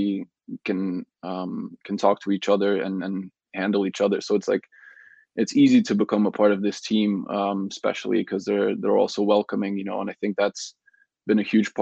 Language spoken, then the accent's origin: English; Belgium; moved away as an adult; also born or lived in Netherlands; now in Canada; So I grew up in Belgium my whole life